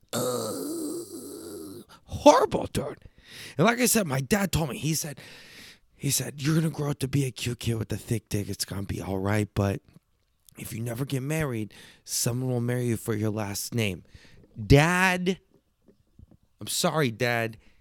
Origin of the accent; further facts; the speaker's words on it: Texas, United States; I'm a Texas, I'm a fucking Texas kid.